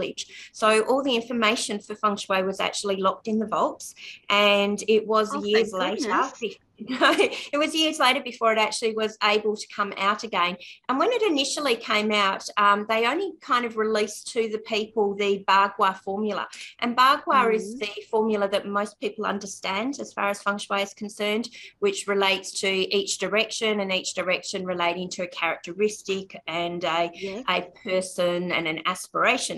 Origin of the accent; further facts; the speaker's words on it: Australia; I'm Australian